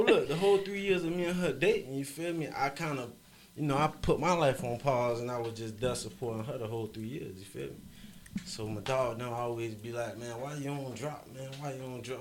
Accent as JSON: {"language": "English", "town": "Fort Lauderdale", "region": "Florida", "country": "United States", "tie": "born or raised there", "said": "I'm from Broward County, Florida"}